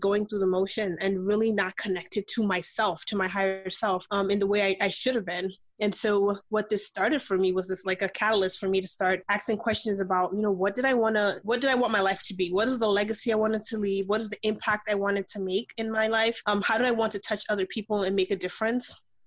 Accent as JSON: {"language": "English", "region": "New York", "country": "United States", "tie": "born or raised there", "also_born_or_lived": "Nigeria", "said": "I'm Nigerian by birth, but I grew up here. I actually grew up in New York"}